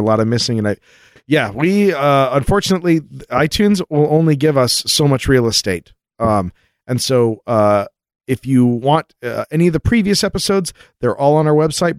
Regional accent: Texas, United States; When I was a kid growing up in Texas, I would tell my parents about the aliens visiting me.

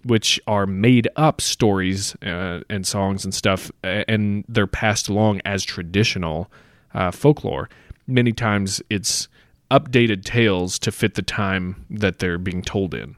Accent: United States; growing up in America

